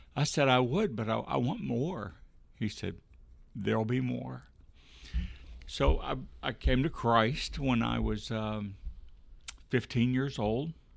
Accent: Bossier City, Louisiana, United States; I was born in Bossier City

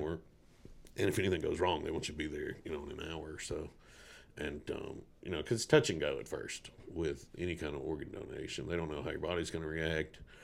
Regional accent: Burlison, Tennessee, United States; now in Montana, United States; I grew up down in Burleson on Lavelle Road

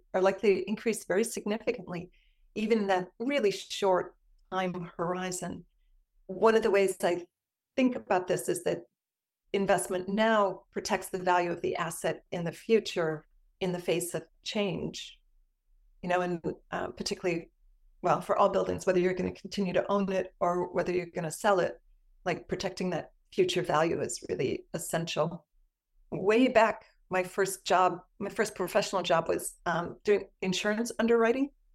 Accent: Cleveland, Ohio, United States; moved away; I'm from the Cleveland area

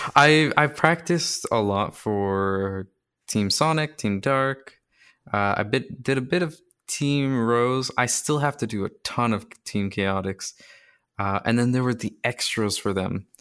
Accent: Canada; I'm also Canadian

